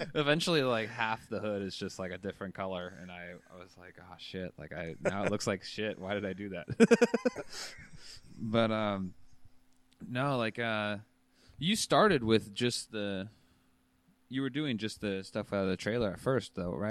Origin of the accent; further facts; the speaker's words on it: United States; moved away as an adult; I'm from Washington